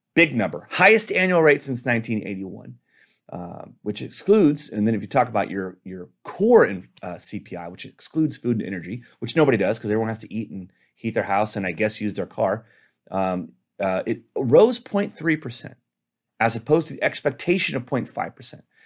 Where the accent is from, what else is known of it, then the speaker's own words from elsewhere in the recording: Texas, United States; My home state of Texas